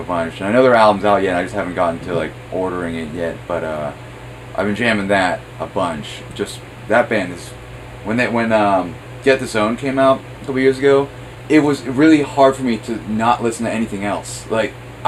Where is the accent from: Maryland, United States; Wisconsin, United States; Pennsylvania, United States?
Pennsylvania, United States; Grove City; now in Pittsburgh, United States; I'm from Grove City